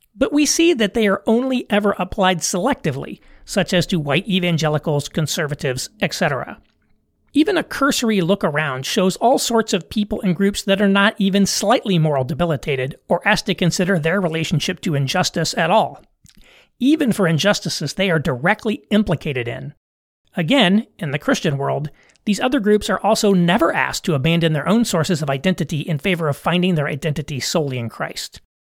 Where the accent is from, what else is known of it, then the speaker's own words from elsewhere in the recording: United States; I'm an American